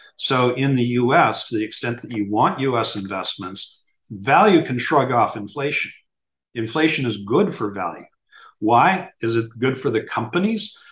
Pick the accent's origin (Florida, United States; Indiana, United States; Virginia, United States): Florida, United States; Miami; In Miami, my hometown